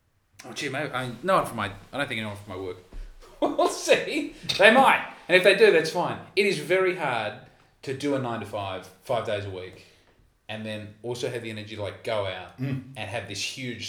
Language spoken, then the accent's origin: English; Adelaide, South Australia, Australia; I'm from Adelaide